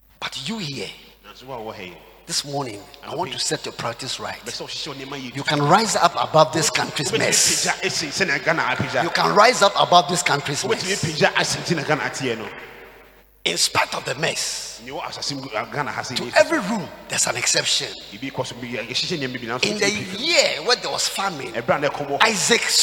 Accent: Ghana

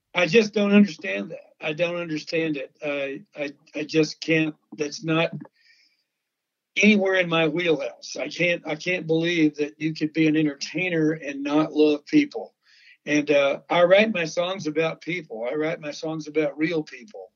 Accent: Texas, United States; growing up in Texas, being raised by ranchers and veterinarians

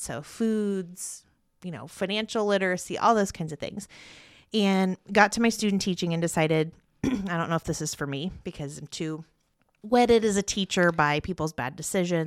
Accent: Parker City, Indiana, United States; also born or lived in Muncie, Indiana; now in Yorktown, United States; I grew up in Parker City

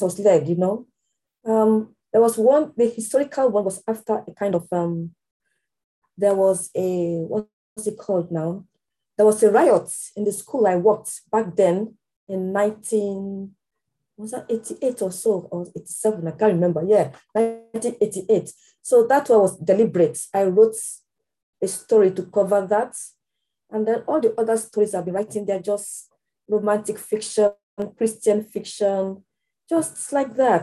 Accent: Nigeria; moved away as an adult; now in United Kingdom; I'm British Nigerian

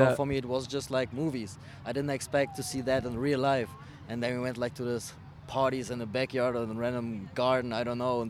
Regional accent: Dnipro, Dnipropetrovsk Oblast, Ukraine; now in Germany; I'm coming from Germany. I was born in the Ukraine, like in a big city. Actually, it's called Dnipropetrovsk. Sounds kind of hard. It's like the second biggest city.

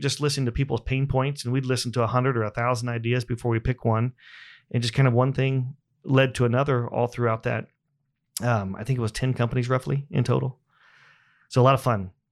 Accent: Buck Creek, Indiana, United States; I grew up in Indiana on a small farm about an hour north of here.

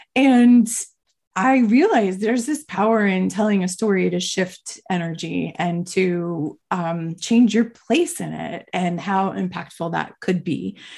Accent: Miami, Florida, United States; moved away as an adult; also born or lived in Boston; I grew up in Miami my whole life

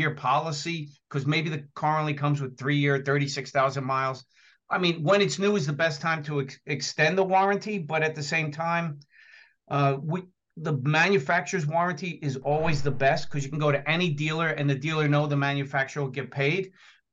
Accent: New Jersey, United States; accent: New Jersey; I'm in New Jersey, if you can't tell by my accent

